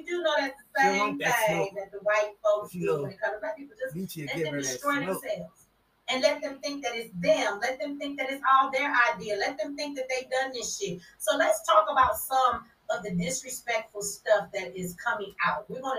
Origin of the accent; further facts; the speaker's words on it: Detroit, Michigan, United States; Now, first of all, I'm from Detroit.